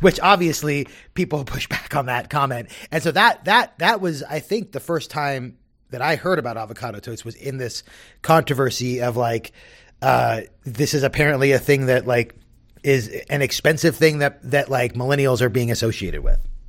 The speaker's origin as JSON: {"language": "English", "region": "Southern California", "country": "United States", "tie": "born or raised there", "said": "I grew up in Southern California."}